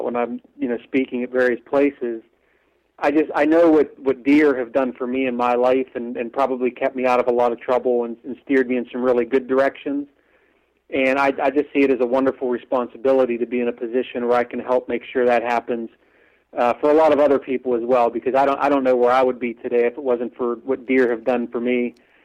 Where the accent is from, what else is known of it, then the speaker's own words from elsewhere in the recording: western Pennsylvania, United States; I grew up in Pennsylvania